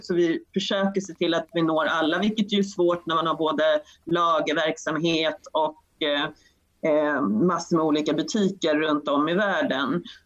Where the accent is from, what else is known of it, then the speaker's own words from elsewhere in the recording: Sweden; som svensk